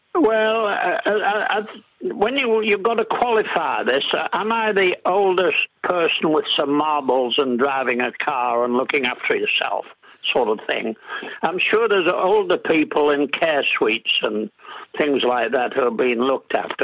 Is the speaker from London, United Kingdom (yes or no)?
no; Middlesbrough, North East England, United Kingdom; accent: English; now in New Zealand; I was born in Middlesbrough in Yorkshire, which is a steel town and uh, my father was a steelworks manager there